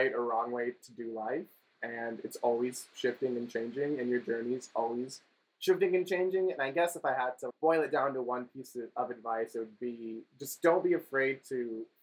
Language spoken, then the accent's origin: English; Las Vegas, Nevada, United States; we're from Las Vegas.